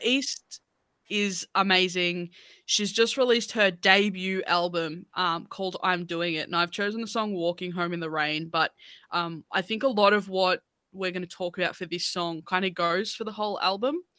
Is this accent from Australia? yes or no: yes; Australia; as Australian artists